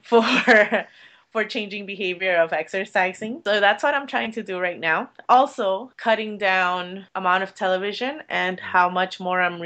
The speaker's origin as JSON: {"language": "English", "town": "Miami", "region": "Florida", "country": "United States", "said": "I'm from Miami"}